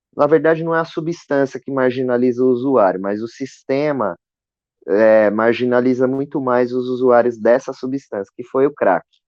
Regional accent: Osasco, São Paulo, Brazil; eu cresci aqui em Osasco, né, no, na periferia de Osasco

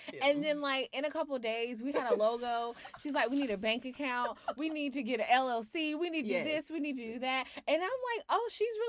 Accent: South Carolina, United States; I am from South Carolina

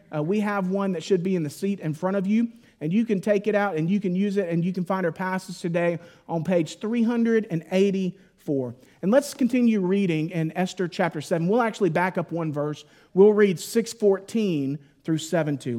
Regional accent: Mississippi, United States; moved away; I grew up in Mississippi

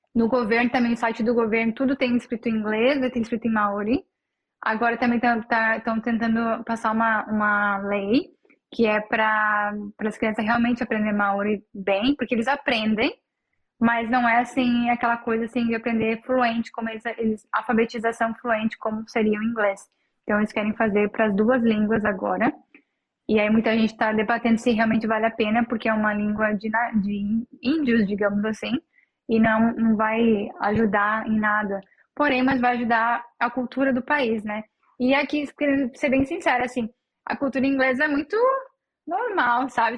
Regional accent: Novo Hamburgo, Rio Grande do Sul, Brazil; first language Portuguese; moved away as an adult; now in New Zealand; eu sou de Novo Hamburgo, no Rio Grande do Sul

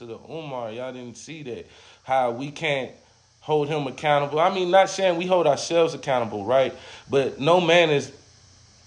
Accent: California, United States; now in Charlotte, United States; I'm all the way in Charlotte. I'm from California.

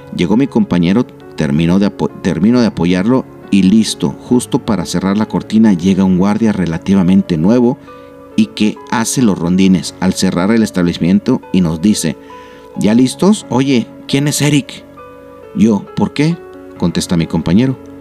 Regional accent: Nuevo León, Mexico; los que somos aquí de, de Nuevo León

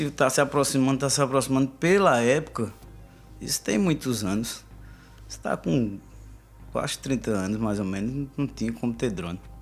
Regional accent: Arcoverde, Pernambuco, Brazil; moved away as an adult; now in Recife, Brazil; Eu sou do sertão, sou de Arco Verde.

